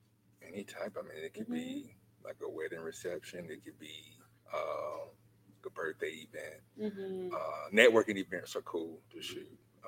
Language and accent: English; Newnan, Georgia, United States